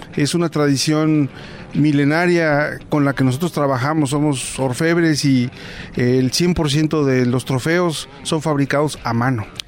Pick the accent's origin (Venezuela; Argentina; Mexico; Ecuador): Mexico; San Juan Teotihuacán, State of Mexico; Soy de San Juan Teotihuacán